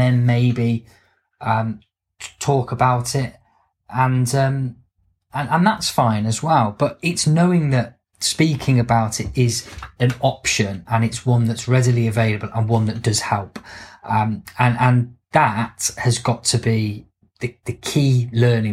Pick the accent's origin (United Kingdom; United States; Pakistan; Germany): United Kingdom; if we're British